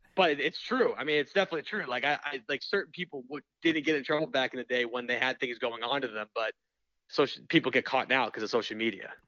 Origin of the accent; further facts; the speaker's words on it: Boston, Massachusetts, United States; I'm from Boston